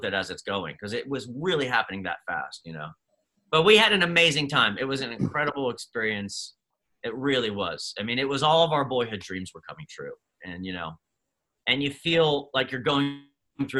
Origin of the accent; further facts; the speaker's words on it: Dover, Pennsylvania, United States; I grew up in Pennsylvania in a tiny little town in York, Pennsylvania, Dover, even smaller